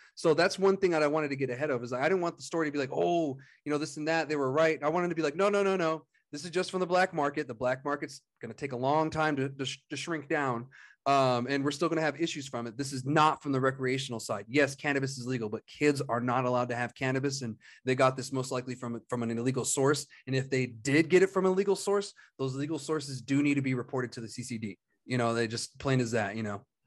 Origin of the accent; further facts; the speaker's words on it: Otero County, New Mexico, United States; moved away; went down to Otero County, my hometown area